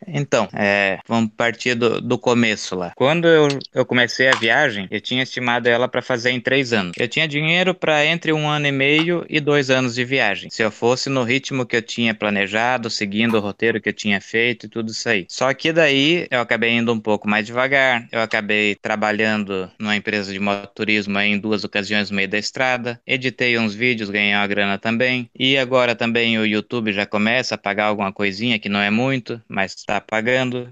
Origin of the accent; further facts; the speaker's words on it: Brazil; moved away as an adult; vim lá do Brasil